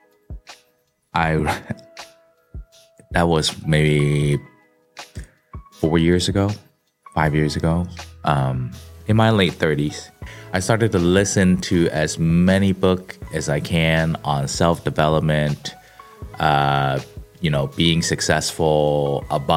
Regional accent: Kowloon, Hong Kong; now in Silicon Valley, United States; the kid growing up in Hong Kong in Sam Shui Po, which is like, yeah, it's in the Kowloon side

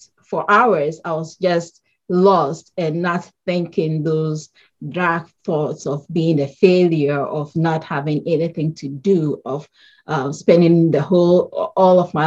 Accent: Ghana; moved away as an adult; now in Connecticut, United States; I currently live in Connecticut in the US, and I grew up in Ghana, West Africa. That's where I was born and raised, and later moved here

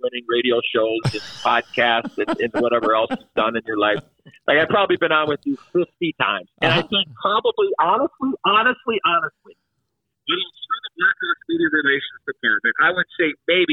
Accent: Chicago, Illinois, United States; I was a rookie in 84 with the Blackhawks, my hometown team. Look, I'm a Chicago guy

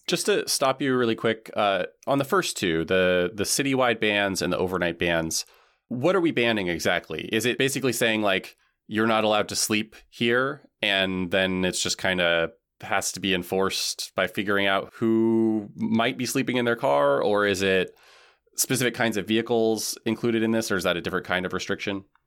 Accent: Washington, United States; moved away; I'm from Washington State

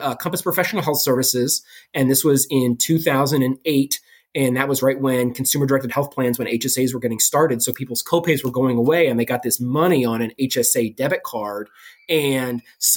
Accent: Maryland, United States; moved away; also born or lived in Illinois; I'm from Maryland originally, I went back to Johns Hopkins in Baltimore for my residency

